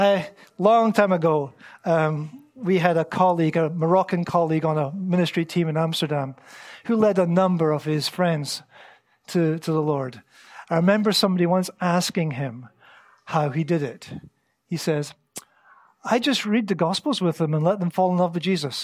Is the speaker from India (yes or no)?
no; Scotland, United Kingdom; moved away as an adult; now in Antalya, Turkey; I grew up in Scotland